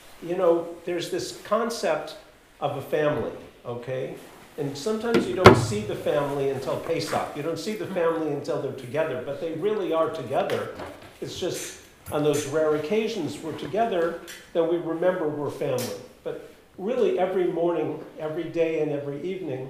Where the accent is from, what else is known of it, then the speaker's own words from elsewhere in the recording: Los Angeles, California, United States; I grew up, I was born in Los Angeles